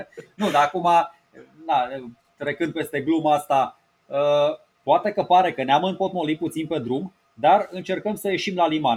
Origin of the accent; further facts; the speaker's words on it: Romania